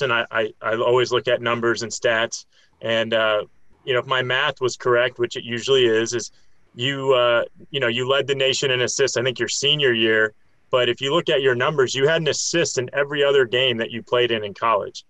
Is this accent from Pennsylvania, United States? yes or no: no; Tampa, Florida, United States; also born or lived in Miami, Florida; I'm from Tampa, by the way, I'm from Tampa, Florida.